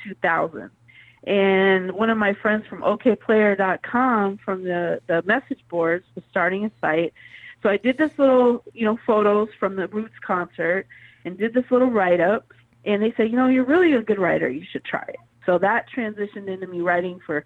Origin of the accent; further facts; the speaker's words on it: Pacific Northwest, United States; moved away; also born or lived in the South (US); she brought me up to the Pacific Northwest, so I was fortunate to be raised